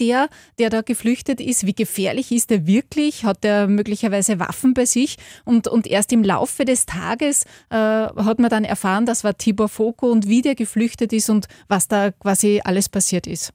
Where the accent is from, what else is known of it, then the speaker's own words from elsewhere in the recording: hometown near Linz, Upper Austria, Austria; Da war ich 16, bin in einem Postbus von meinem Heimatort nach Linz gefahren